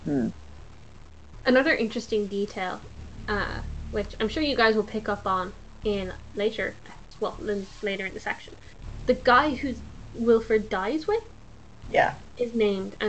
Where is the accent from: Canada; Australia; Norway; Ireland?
Ireland; we are Irish, so we're not British